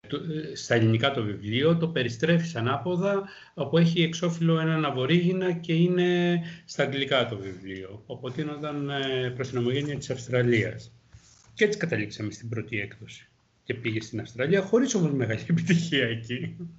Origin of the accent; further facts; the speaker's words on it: Greece; σαν Έλληνας